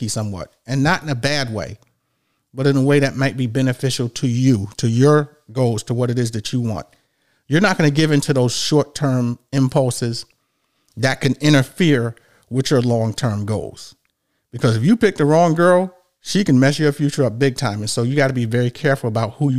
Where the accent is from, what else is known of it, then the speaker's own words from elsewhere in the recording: New York, United States; growing up in New York